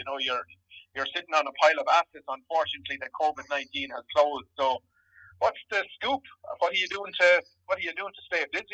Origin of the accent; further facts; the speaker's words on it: Abbeyleix, Ireland; Abbey Leaks, which is my hometown